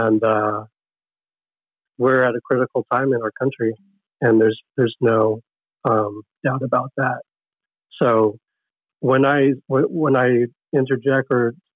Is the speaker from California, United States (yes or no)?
yes; Oxnard, California, United States; also born or lived in Camarillo; I was born in Camarillo, grew up in Oxnard